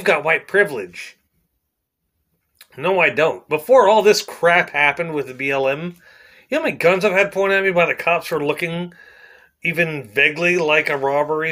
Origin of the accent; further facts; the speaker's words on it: Plainview, United States; I was born in the ghetto here. I was born in Plainview, which back when I was born in 1980 was a slum